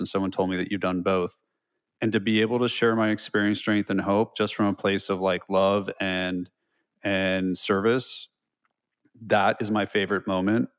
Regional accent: California, United States; moved away as an adult; also born or lived in Los Altos Hills, California / Los Angeles, California; now in Nashville, United States; I'm from California, so I say dude, and I had long hair and hoop earrings

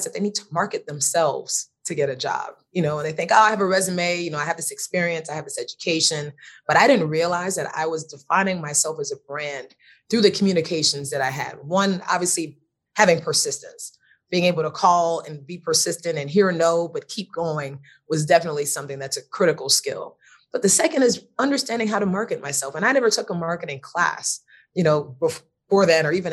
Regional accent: Miami, Florida, United States; I'm originally from Miami. My mother was from Belize and my father was from Jamaica. So I was first generation born in the United States.

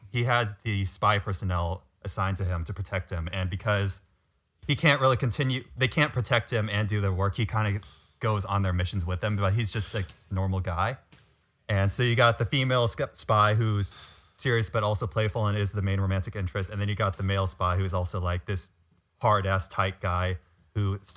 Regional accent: West Coast of the US, United States; moved away as an adult; now in Boston, United States; I grew up on the West Coast where there is no history

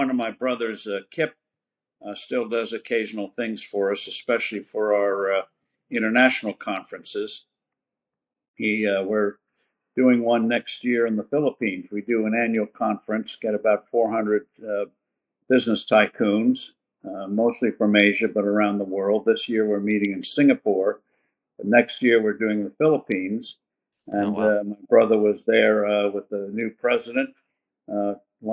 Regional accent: New Jersey, United States; I grew up in New Jersey

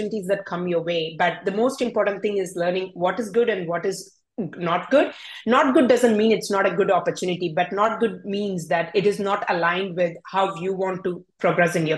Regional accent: India; English is a second language; moved away as an adult; also born or lived in Europe / North America; I was born and brought up in India.

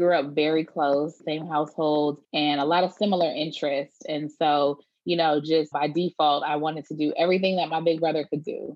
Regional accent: Detroit, Michigan, United States; now in Houston, United States; I am from Detroit, Michigan, and moved out to the suburbs when I got a little bit older, going into elementary school, but still in the Metro Detroit area

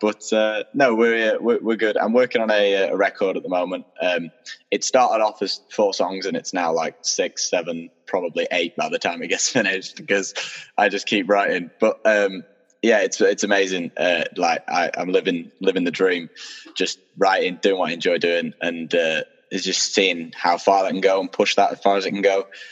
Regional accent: Doncaster, Yorkshire and the Humber, United Kingdom; also born or lived in Sheffield; I was born and raised in Doncaster

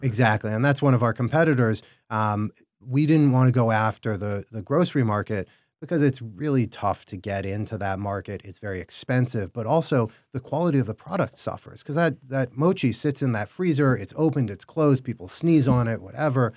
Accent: Chicago, Illinois, United States; we're in Chicago. I'm from Chicago

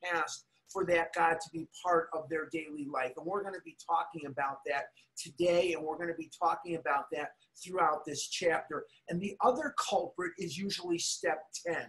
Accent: Chicago, Illinois, United States; growing up in Chicago

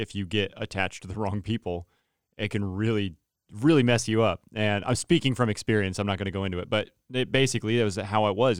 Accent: Turlock, California, United States; I'm from Turlock, so Central Valley

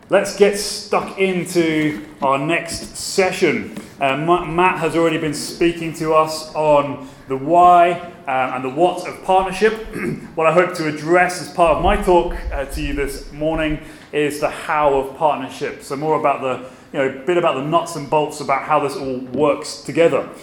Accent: Brighton, South East England, United Kingdom; moved away as an adult; also born or lived in Aberdeen / Glasgow; now in Belfast, United Kingdom; I'm from Brighton or near Brighton in Sussex, in the south of England. Um, I left there aged 18

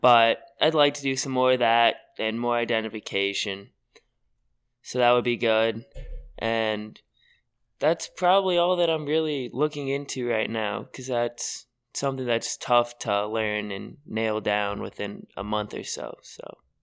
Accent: Edwardsville, Illinois, United States; I grew up in Edwardsville, Illinois

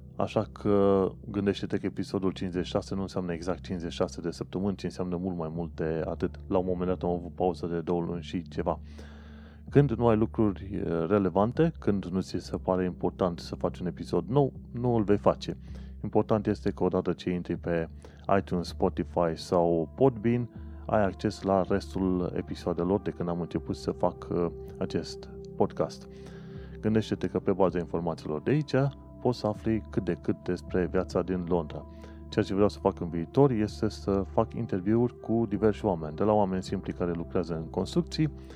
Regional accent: Brașov area, Brașov County, Romania; moved away as an adult; now in United Kingdom; ca român venit, de exemplu, din zona Brașovului

